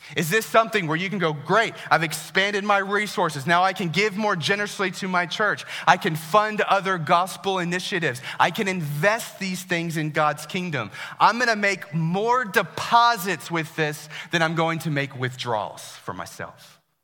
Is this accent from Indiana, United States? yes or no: no; Herndon, Virginia, United States; I grew up here in Herndon